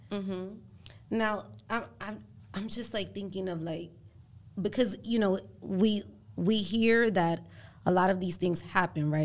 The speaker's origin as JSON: {"language": "English", "country": "Puerto Rico", "tie": "born or raised there", "also_born_or_lived": "Spanish Harlem, New York", "first_language": "Spanish", "second_language": "English", "moved": "yes", "lives_now": "New York, United States", "said": "I was born in Puerto Rico, but when I moved here, you know, to, I, I moved to Spanish Harlem, I didn't know any, um, English at all."}